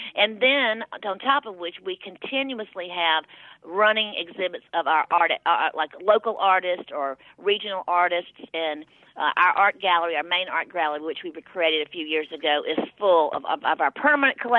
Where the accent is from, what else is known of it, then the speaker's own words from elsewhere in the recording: Hattiesburg, Mississippi, United States; also born or lived in South Bend, Indiana; now in Greenwood, United States; I'm from Hattiesburg, Mississippi, but I moved to Greenwood from South Bend, Indiana in 2009.